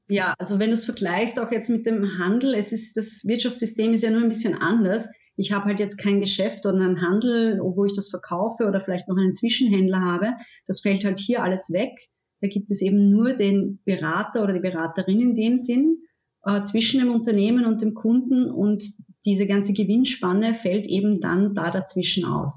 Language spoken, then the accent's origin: German; Austria; ich komme aus Österreich, ich wohne in der Nähe von Wien